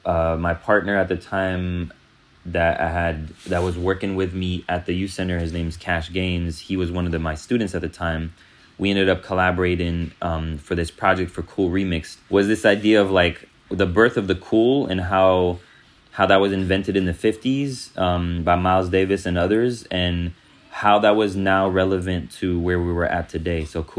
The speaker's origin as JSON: {"language": "English", "country": "France", "tie": "born there", "said": "even though I wasn't from East Oakland, and even though I was born in actually a different country, I was born in France"}